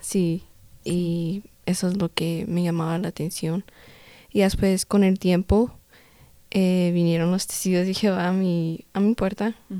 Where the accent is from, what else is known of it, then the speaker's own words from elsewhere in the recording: Denver, Colorado, United States; soy aquí de Estados Unidos, de Denver, Colorado y mis papás son de origen mexicano